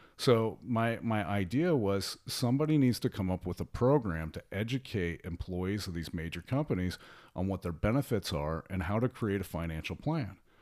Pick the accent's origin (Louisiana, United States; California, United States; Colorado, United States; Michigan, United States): Colorado, United States; small town near Denver; also born or lived in Columbus, Ohio; now in Miami, United States; I'm actually originally from, um, the Colorado area, actually a little small town in the mountains just outside of Denver